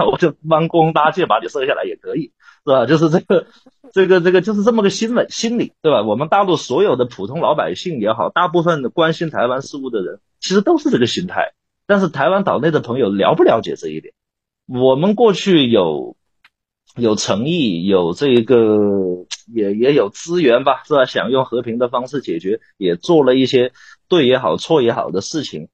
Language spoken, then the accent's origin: Chinese; China; 我们，呃，作为大陆人